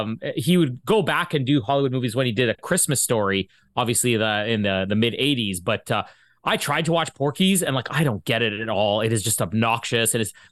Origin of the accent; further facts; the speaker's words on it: Winnipeg, Manitoba, Canada; also born or lived in Vita, Manitoba / LaSalle, Manitoba; and then came back to Winnipeg. I was born in Winnipeg.